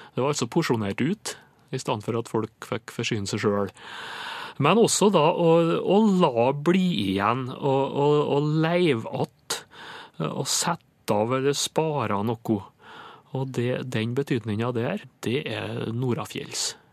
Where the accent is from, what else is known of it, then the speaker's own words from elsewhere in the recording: Indre Nordmør, Møre og Romsdal, Norway; det er faktisk heimkommunen min, med det Olvundeiet på Indre Nordmør